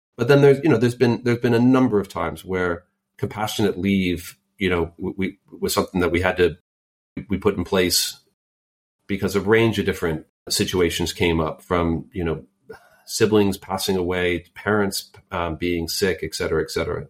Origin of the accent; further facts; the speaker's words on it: Silicon Valley, California, United States; And I grew up in Silicon Valley. I literally grew up there and then also started my career there